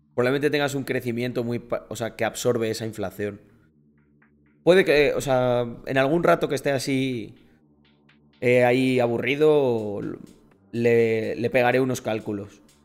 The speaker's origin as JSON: {"language": "Spanish", "town": "Almendralejo", "region": "Extremadura", "country": "Spain", "said": "soy español 100% de Almendralejo"}